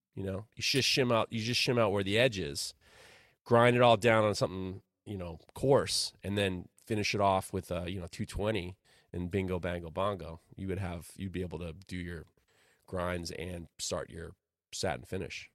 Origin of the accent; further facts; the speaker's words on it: Ohio, United States; when I was growing up in Ohio, while I was in college in Ohio